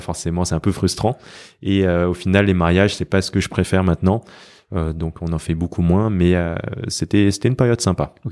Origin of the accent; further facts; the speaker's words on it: France; j'ai toujours vécu en France